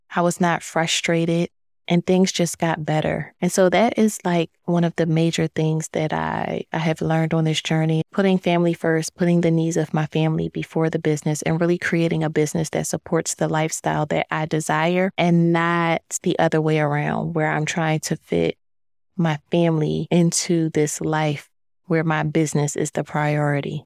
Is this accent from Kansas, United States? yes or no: no; Philadelphia, Pennsylvania, United States; moved away as an adult; also born or lived in DMV (Washington, D.C. area); now in Washington, D.C. area, United States; I am originally from Philadelphia